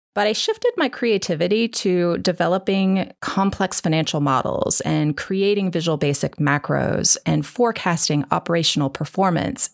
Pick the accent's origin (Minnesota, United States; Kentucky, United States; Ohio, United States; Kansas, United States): Kansas, United States; now in Dallas, United States; I grew up in Kansas